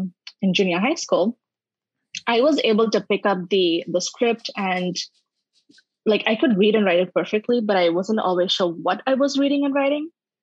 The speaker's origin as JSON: {"language": "English", "region": "Dubai", "country": "United Arab Emirates", "tie": "born or raised there", "also_born_or_lived": "India / Bangalore, India", "first_language": "English", "moved": "as an adult", "lives_now": "California, United States", "said": "I was born in India. Yep. Okay. Lived there for a little bit and then moved to Dubai with my family. Spent most of my childhood there before I moved to India, where I was a journalist."}